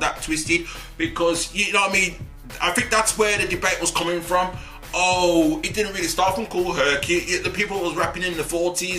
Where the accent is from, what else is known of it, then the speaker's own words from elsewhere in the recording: Wolverhampton, West Midlands, United Kingdom; I was born out here in my hometown of Wolverhampton to Jamaican parents as well.